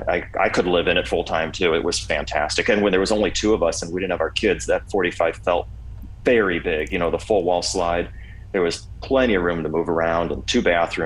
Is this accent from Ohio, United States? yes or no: yes; Kent, Ohio, United States; I grew up in Kent, Ohio, which is not far from where you